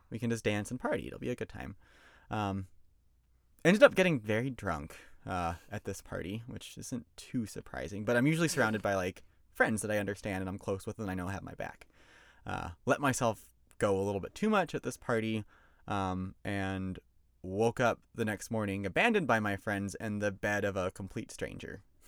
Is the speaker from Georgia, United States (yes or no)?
yes; Georgia, United States; I'm from Georgia